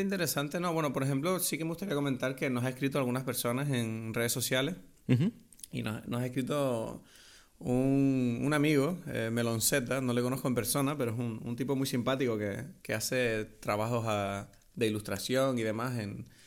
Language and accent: Spanish; Canary Islands, Spain; accent: Canarian; hablar canario de nuevo